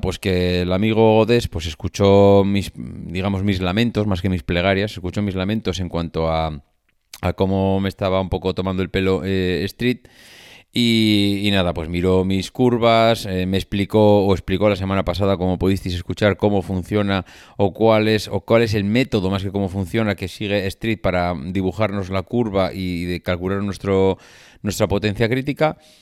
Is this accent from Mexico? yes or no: no; La Rioja, Spain; moved away; en mi tierra